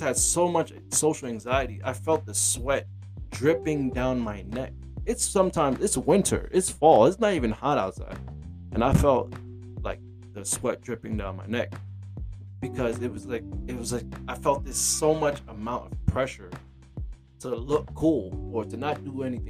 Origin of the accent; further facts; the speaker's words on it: New York City, New York, United States; I'm from Brooklyn, New York